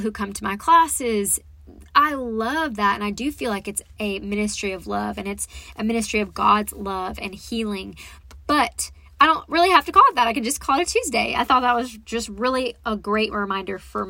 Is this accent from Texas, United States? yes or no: yes; Texas, United States; also born or lived in Dallas, Texas; I come from Texas, and I was in Dallas a lot of my life, but then we moved out to East Texas